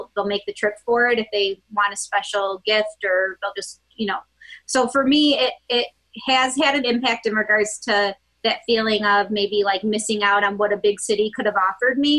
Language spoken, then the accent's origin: English; Gates, New York, United States; also born or lived in Boston / Spencerport, New York; I grew up in Gates, New York